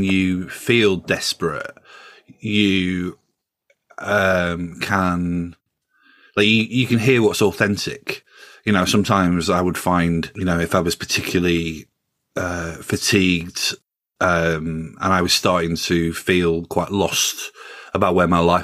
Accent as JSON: {"language": "English", "region": "Yorkshire and the Humber", "country": "United Kingdom", "moved": "yes", "lives_now": "London, United Kingdom", "said": "I'm from Yorkshire originally. I've lived in London for a long time"}